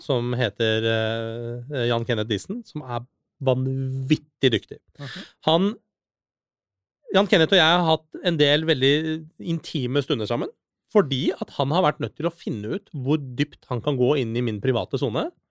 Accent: Norway; also born or lived in Iran / Oslo, Norway; jeg har jo vokst opp i Norge, og jeg er en norsk statsborger

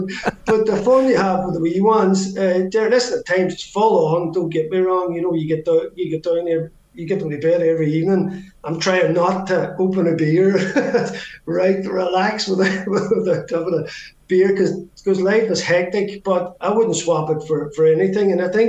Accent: Ireland; And again, being Irish, yeah, we're absolutely blessed.

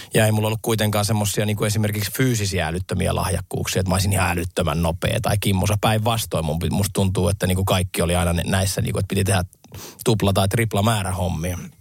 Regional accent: Lahti, Päijät-Häme, Finland; mä oon lahtelainen, mulla on skidejä

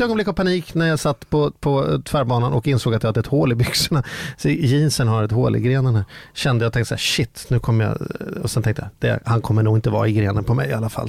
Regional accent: Stockholm, Stockholm County, Sweden; Jag är från Vällingby

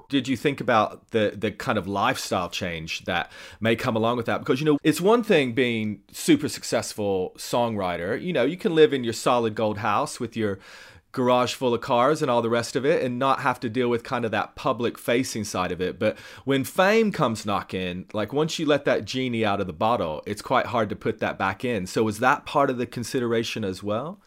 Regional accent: Tennessee, United States; I grew up in Tennessee

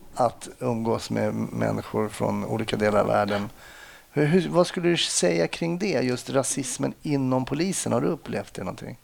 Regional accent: Stockholm, Stockholm County, Sweden; jag växte upp eh, eh, söder om Söder i Stockholm

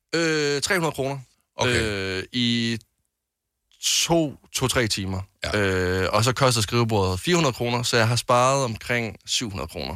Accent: Greece

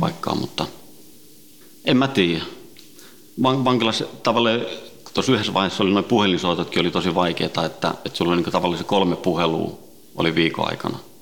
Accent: Helsinki, Uusimaa, Finland; also born or lived in Sweden; alun perin Ruotsista lähtöisin ja, ja tota, Ruotsin lähiössä kasvanut ja syntynyt ja, ja tota, viisivuotiaana noin tultiin Suomeen, Itä-Helsinkiin

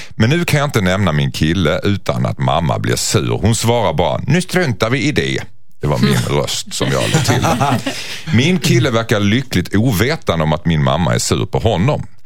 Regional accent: Skåne, Sweden; som skåning så är jag ganska utsatt för det kan jag säga.

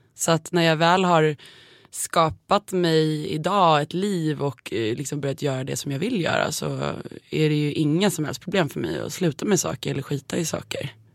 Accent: Nacka, Stockholm County, Sweden; jag är uppväxt eh, i Kummenläs

